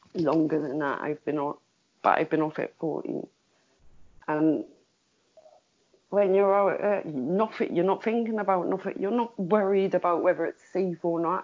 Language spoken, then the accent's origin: English; Liverpool, North West England, United Kingdom; I'm a Scouser.